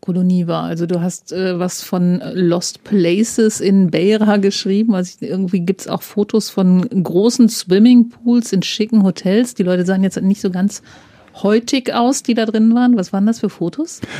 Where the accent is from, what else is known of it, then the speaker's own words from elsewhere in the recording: Germany; ich komme aus der Grenzregion es klingt halt wie der Dialekt, der bei uns gesprochen ah, wird